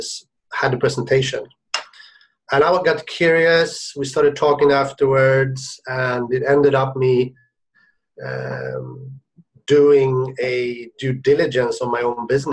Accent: Sweden; moved away as an adult; also born or lived in Shenzhen; now in Hong Kong; I'm originally from Sweden

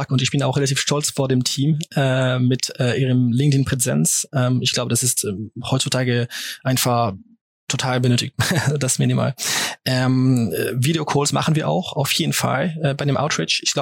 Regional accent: France; German is a second language; Auf Deutsch ein bisschen äh, zusammen, wie du es erwähnt hast, bin ich Franzose.

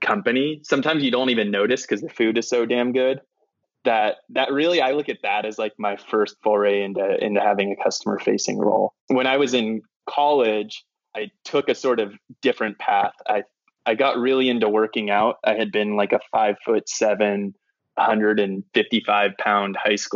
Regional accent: San Francisco, California, United States; I grew up in San Francisco

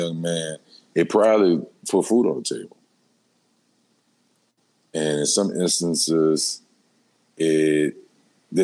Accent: New Orleans, Louisiana, United States; Born and raised in New Orleans, Louisiana, uptown like a motherfucker. Holly Grove to be exact.

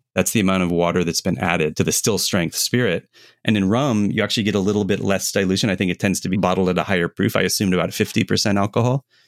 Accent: United States; as an American

